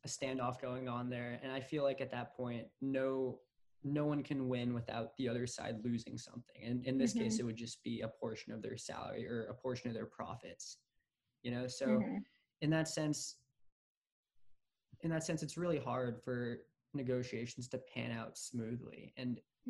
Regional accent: San Francisco Bay Area, California, United States; As a kid growing up, I always idolized the Giants because they were my hometown team

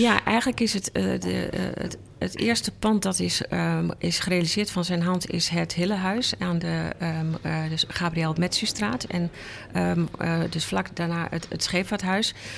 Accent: Enschede, Overijssel, Netherlands; moved away as an adult; now in Amsterdam, Netherlands; ik kom uit Enschede en eh, daar ben ik opgegroeid

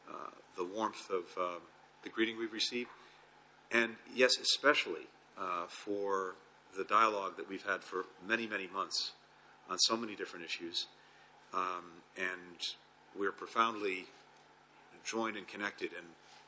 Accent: United States; as an American

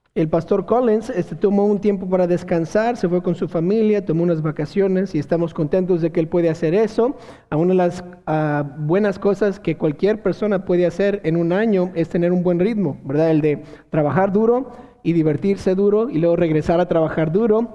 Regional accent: Mexico; como buenos mexicanos

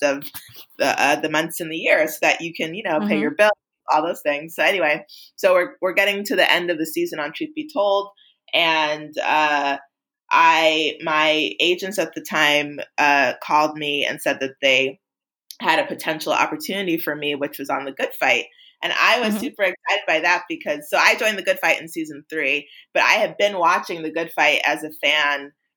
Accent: New York, United States; moved away as an adult; also born or lived in Los Angeles, United States; I'm from New York, but I moved to LA for film school

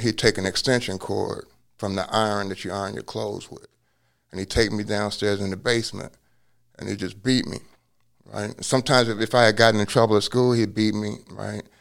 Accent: Cincinnati, Ohio, United States; now in Hawaii, United States; I was born in Cincinnati

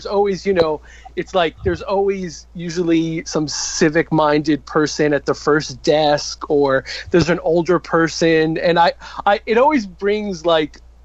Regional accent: United States; I'm an American. I'm here. I'm a gay American.

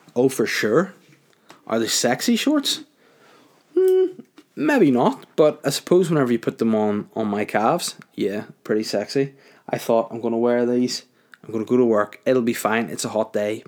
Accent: Holywood, Northern Ireland, United Kingdom; also born or lived in Crawfordsburn; I'm from North Down originally. Brought up in Hollywood, moved to Croftsburn, moved out, out of North Down for a while.

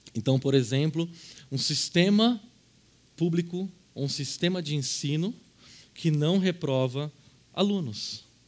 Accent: Brazil

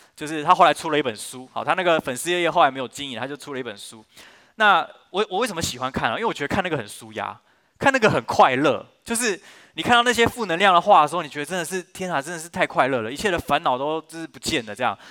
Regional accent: Yimin shopping district, Yizhong Street, Taichung, Taiwan; 我， 我以前在这个地方长大，那是我的教会

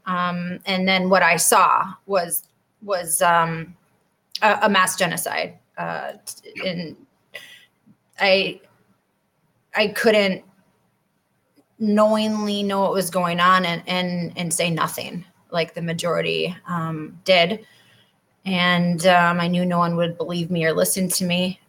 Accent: Wausau, Wisconsin, United States; moved away as an adult; also born or lived in Florida; So I grew up there um, in Wausau

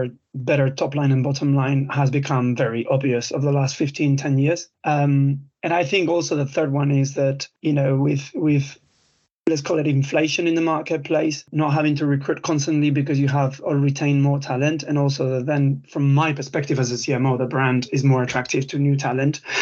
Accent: Spain; English is a second language; moved away as an adult; now in United Kingdom; I'm Spanish, but I've been in the UK now 17 years

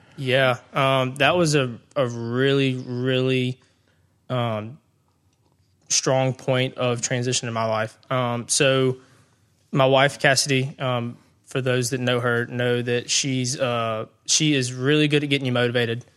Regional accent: Brandon, Mississippi, United States; I grew up in the Brandon area. So, um, growing up, went to Brandon High School

